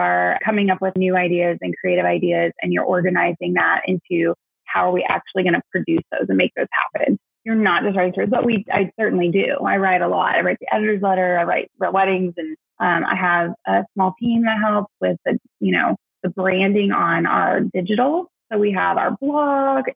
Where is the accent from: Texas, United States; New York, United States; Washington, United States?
Texas, United States; Dallas; moved away as an adult; also born or lived in Fayetteville, Arkansas; now in Little Rock, United States; I moved back to home, my hometown, Dallas